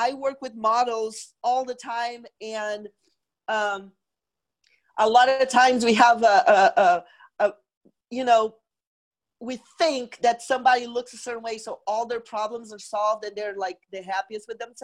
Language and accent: English; Brazil; moved away as an adult; now in United States; I am originally from Brazil. I moved to the U.S. in 1995 to go to fashion school